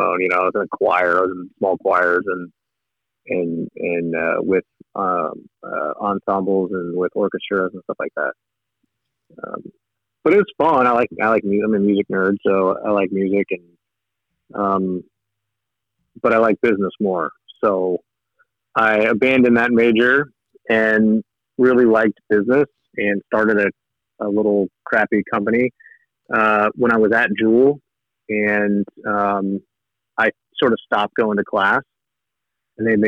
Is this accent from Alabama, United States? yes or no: no; Lee's Summit, Missouri, United States; I grew up in Lee Summit